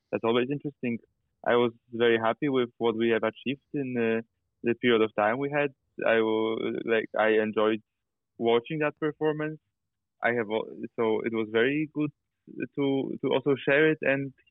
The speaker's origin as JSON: {"language": "English", "country": "Poland", "tie": "born or raised there", "also_born_or_lived": "Amsterdam", "moved": "as an adult", "said": "I grew up in Poland. I was born in Poland, grew up in Poland, uh, and then I studied directing in Amsterdam."}